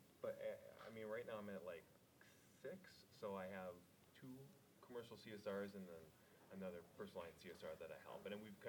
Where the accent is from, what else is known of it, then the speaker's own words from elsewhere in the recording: Midwest, United States; we're from the Midwest.